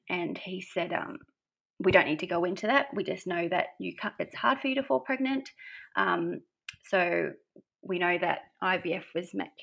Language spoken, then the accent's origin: English; Brisbane, Queensland, Australia; moved away as an adult; now in Gold Coast, Australia; I live on the Gold Coast in beautiful Oz. Um, I'm originally from Brisbane